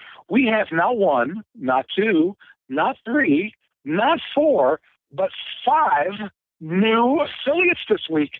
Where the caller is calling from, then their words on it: Cincinnati, Ohio, United States; from Cincinnati.